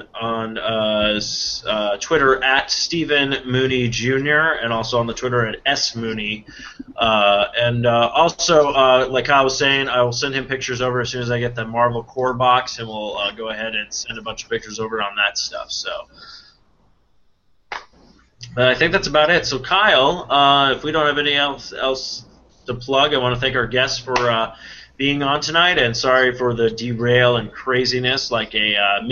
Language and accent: English; Ireland; And I would know because I'm Irish and I know where all the booze is.